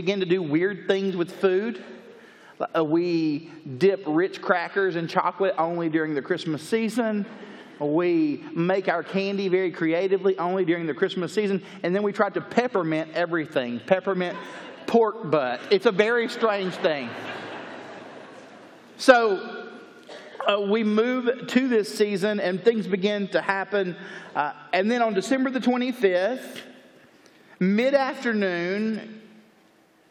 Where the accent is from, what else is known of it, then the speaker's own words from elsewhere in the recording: Chattanooga, Tennessee, United States; now in Lake Jackson, United States; I'm originally from Chattanooga, Tennessee. I currently live south of Houston, Texas in a place called Lake Jackson